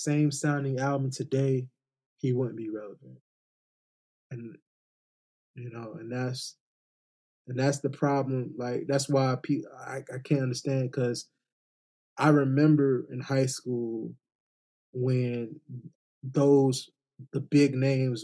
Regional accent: the South, United States; we both from the South

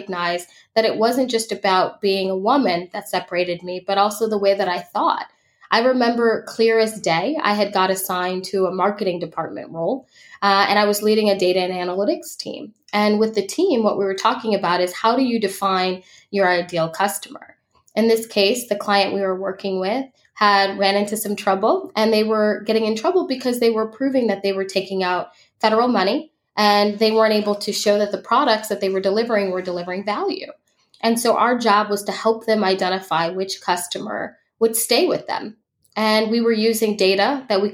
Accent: Chicago, Illinois, United States; I was raised in Chicago

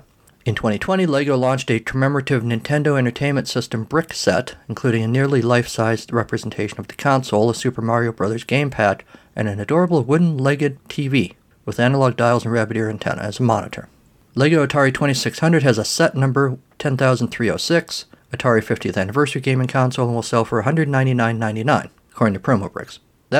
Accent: United States; I'm an American.

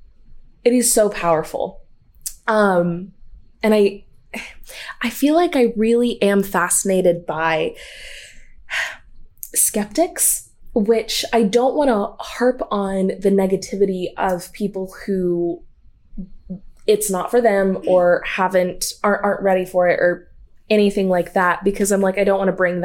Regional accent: the Bible Belt, the South, United States; growing up in the Bible Belt in a Southern Baptist church

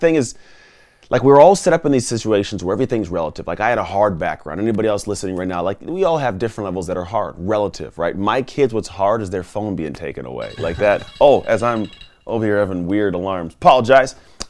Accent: Antioch, California, United States; also born or lived in Martinez; So I grew up in the San Francisco Bay Area. I didn't grow up in a zip code that was great, but it wasn't like horrible. It was like a pretty much a town called Martinez, which is actually nearby where we're at now. Then I actually grew up in a town called Antioch

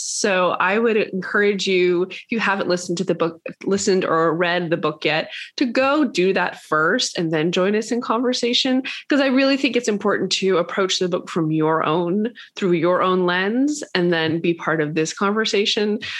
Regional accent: Atlanta, Georgia, United States; I was raised in Atlanta, Georgia.

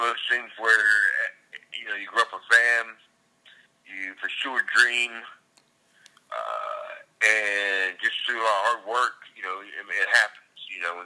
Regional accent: Savannah, Georgia, United States; moved away as an adult; also born or lived in Carrollton, Georgia; now in Hilton Head Island, United States; I was born and raised in Savannah, Georgia

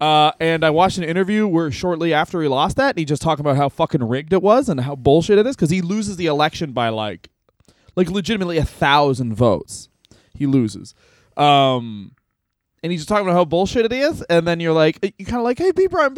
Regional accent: Canada; being Canadian.

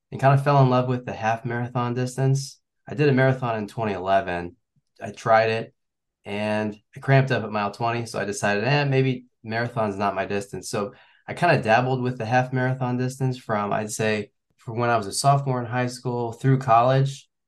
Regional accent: Kansas City, Missouri, United States; moved away as an adult; now in Virginia Beach, United States; I'm from Missouri, Kansas City area. I uh, went to high school there and also college. I went to KU. So yeah, with uh, the pandemic in 2020, we actually packed up and moved out to Virginia Beach

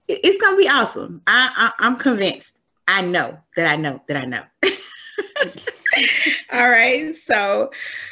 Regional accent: Memphis, Tennessee, United States; moved away as an adult; now in Maryland, United States; I am originally from Memphis, Tennessee. I currently live in Maryland.

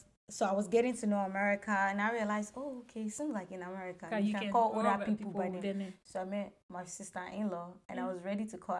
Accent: Nigeria; now in United States; I was a Nigerian child

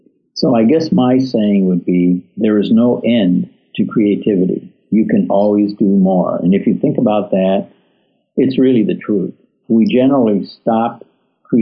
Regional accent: a small town outside of Detroit, Michigan, United States; I grew up in a small town outside of Detroit. I was born in Detroit, but my dad bought a farm out in a little town.

